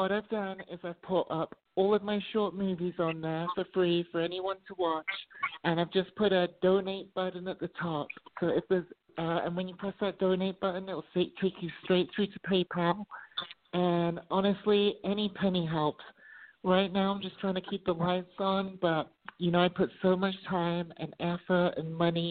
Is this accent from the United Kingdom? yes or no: yes; United Kingdom; moved away as an adult; now in Las Vegas, United States; I'm actually British and I've been living in Las Vegas for 20 years